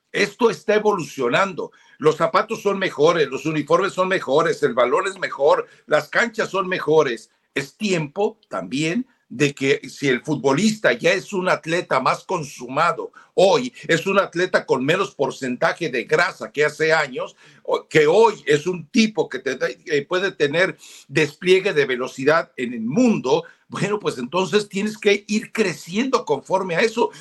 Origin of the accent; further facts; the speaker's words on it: Mexico; los mexicanos, muchos, o sea, somos mestizos o sea, a mí se me nota lo indio y me enorgullezco